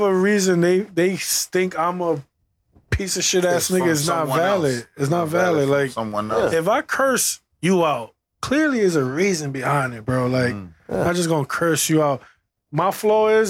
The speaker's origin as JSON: {"language": "English", "town": "New York City", "region": "New York", "country": "United States", "said": "I am from Flatbush"}